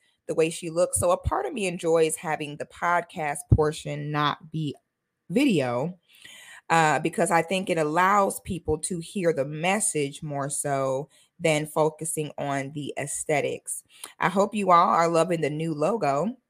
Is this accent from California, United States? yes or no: no; Florida, United States; I am a Florida girl, honey. I'm a Florida girl from head to my toe. I grew up barefoot on the St. John's River in the middle of the Ocala National Forest.